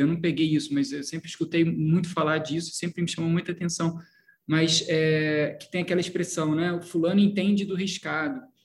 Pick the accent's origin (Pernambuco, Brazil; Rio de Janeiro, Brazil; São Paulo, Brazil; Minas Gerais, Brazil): Rio de Janeiro, Brazil; Petrópolis; also born or lived in Belo Horizonte; eu sou de Petrópolis, né? interior do Rio, Petrópolis, que eu, que eu nasci, fui criado. Também morei em Belo Horizonte, é, de, de um a oito anos eu morei em Belo Horizonte